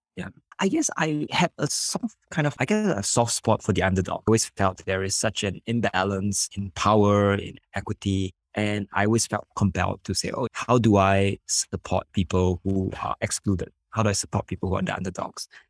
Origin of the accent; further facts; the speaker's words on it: Singapore; I'm from Singapore.